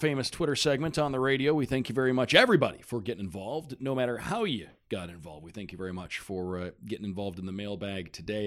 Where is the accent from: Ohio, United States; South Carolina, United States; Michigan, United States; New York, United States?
Michigan, United States; Detroit; moved away; I grew up in Detroit